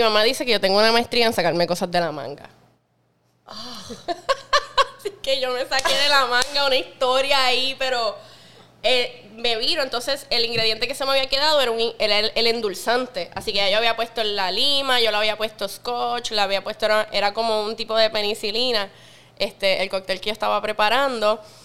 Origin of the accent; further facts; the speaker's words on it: Puerto Rico; yo soy de Puerto Rico